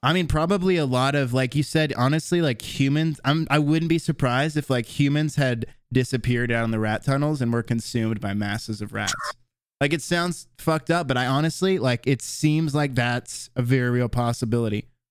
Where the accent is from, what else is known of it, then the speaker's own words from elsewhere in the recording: Tallahassee, Florida, United States; moved away; my hometown of Tallahassee